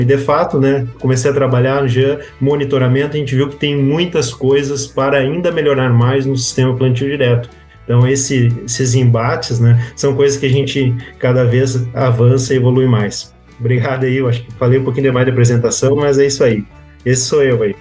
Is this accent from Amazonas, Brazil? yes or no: no; Cachoeira do Sul, Rio Grande do Sul, Brazil; moved away as an adult; also born or lived in Santa Maria; now in Cruz Alta, Brazil; Sou natural de Cachoeira do Sul, sou de família é, ligada ao meio rural